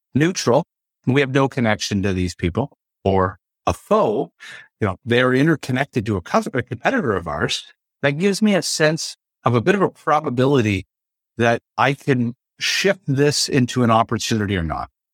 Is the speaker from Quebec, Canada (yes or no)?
no; Ontario, Canada; I'm from the Ontario region of Canada